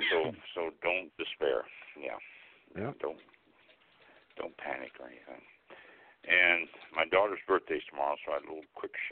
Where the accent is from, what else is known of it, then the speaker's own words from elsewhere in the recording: Kansas City, Missouri, United States; I was born and raised in Kansas City, Missouri